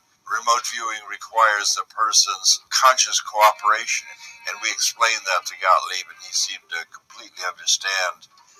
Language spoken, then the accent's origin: English; Chicago, Illinois, United States; In 1934, I was born in Chicago.